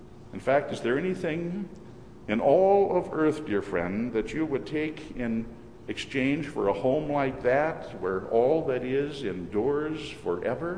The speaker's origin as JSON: {"language": "English", "region": "Minnesota", "country": "United States", "tie": "born or raised there", "moved": "yes", "said": "my wife and I will be returning to Minnesota to visit my mother. Whenever during the past few years I've returned to my hometown"}